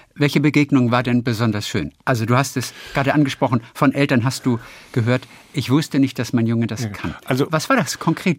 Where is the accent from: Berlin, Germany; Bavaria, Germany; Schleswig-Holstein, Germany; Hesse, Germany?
Schleswig-Holstein, Germany; Lübeck; Lübeck, das ist meine Heimatstadt